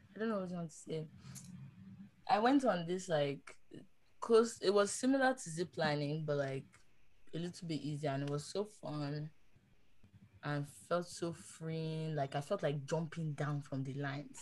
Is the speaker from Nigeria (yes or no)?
yes; Nigeria; moved away; I'm from Nigeria